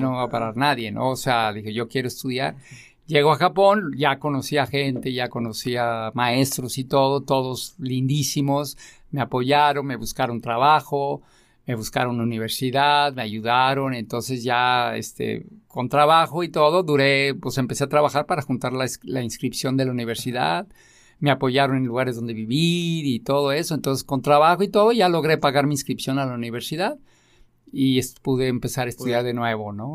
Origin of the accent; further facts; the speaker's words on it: Tlaquepaque, Jalisco, Mexico; yo soy eh, de Tlaquepaque